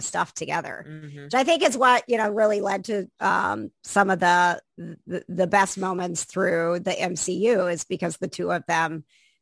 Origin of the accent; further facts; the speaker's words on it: Wisconsin, United States; I grew up in Wisconsin